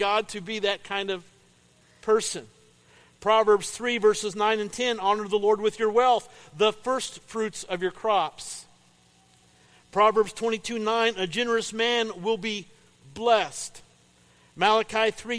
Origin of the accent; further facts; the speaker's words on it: Paris, Illinois, United States; I grew up in Paris. Paris, Illinois